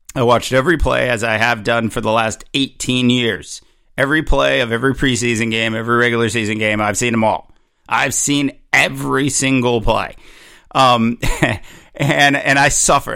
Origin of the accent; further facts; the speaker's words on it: Southern California, United States; when I was growing up in Southern California